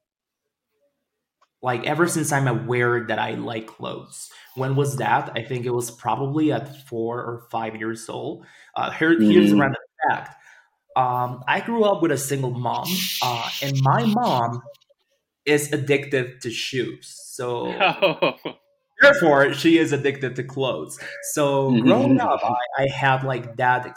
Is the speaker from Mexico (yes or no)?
yes; Veracruz, Mexico; also born or lived in Caribbean, Mexico; now in Mexico City, Mexico; I'm originally from Veracruz, which is a small town in the north.